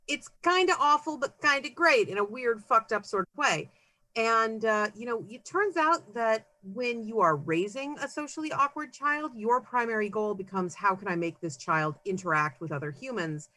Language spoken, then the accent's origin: English; Concord, California, United States; now in Seattle area, United States; I grew up in the San Francisco Bay Area